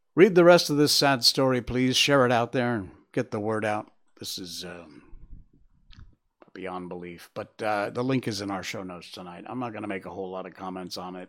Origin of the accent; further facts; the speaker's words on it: United States; I'm an American